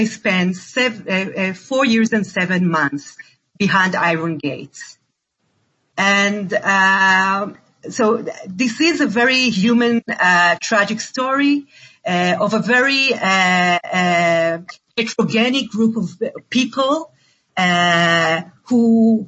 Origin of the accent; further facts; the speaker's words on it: Israel; as an Israeli, born and raised in Israel